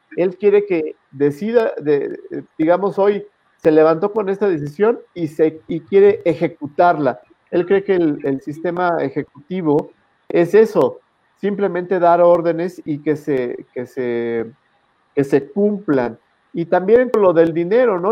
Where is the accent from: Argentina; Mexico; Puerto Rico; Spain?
Mexico; como contribuyente, como mexicano